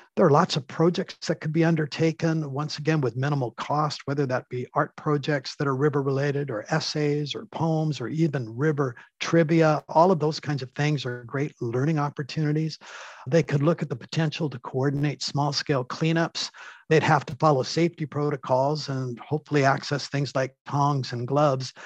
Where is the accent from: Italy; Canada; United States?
Canada; as a Canadian